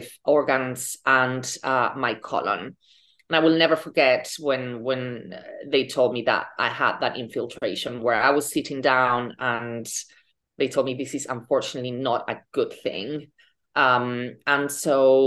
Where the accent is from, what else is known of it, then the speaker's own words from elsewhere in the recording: Spain; moved away as an adult; also born or lived in London, United Kingdom; now in New York, United States; I am from Spain. I lived in the UK for 15 years.